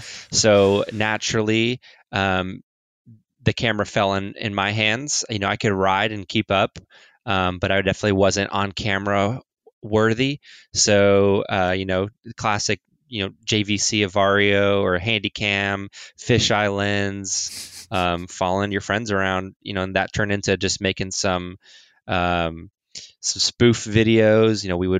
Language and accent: English; Montreal, Quebec, Canada; born there; I was born in Montreal. I'm not French Canadian by any means